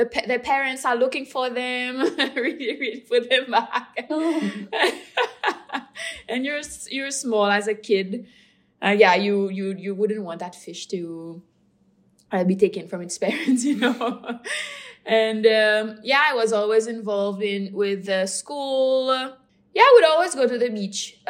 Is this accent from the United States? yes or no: no; Praslin, Seychelles; I'm from Praline. Praline is the second largest island, smaller than Mahé